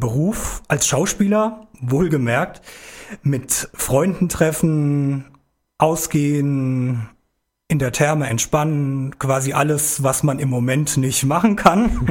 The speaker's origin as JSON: {"language": "German", "town": "Biebergemünd", "region": "Hesse", "country": "Germany", "tie": "born or raised there", "also_born_or_lived": "Gelnhausen", "said": "Ich komme aus Biebergemünd, Bieber. Da bin ich aufgewachsen. Ja, bin im Jahr 1985 in Gelnhausen geboren"}